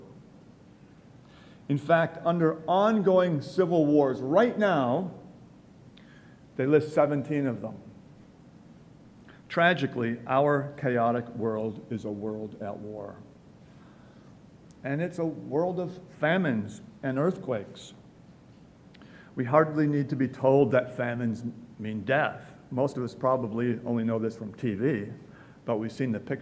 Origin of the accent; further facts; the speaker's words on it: Milwaukee, Wisconsin, United States; moved away; a child growing up in Milwaukee